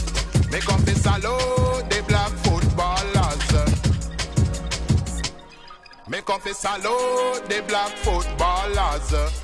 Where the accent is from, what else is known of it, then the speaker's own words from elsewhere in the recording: England, United Kingdom; Growing up in England as a little youngster, then me ambition was to be a footballer.